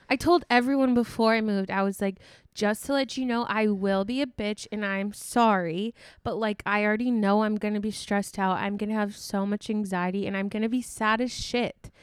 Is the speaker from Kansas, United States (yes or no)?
no; Sioux Falls, South Dakota, United States; moved away as an adult; also born or lived in Iowa; I've always moved with my parents. Like, I moved from Iowa to Sioux Falls